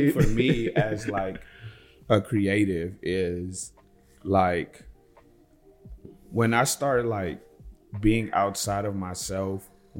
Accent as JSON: {"language": "English", "town": "Los Angeles", "region": "California", "country": "United States", "tie": "born or raised there", "said": "I've been born and raised in United States, California, Los Angeles."}